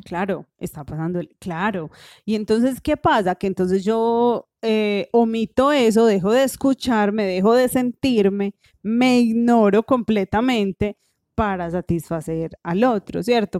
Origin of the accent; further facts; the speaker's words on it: Colombia; en nuestra sociedad colombiana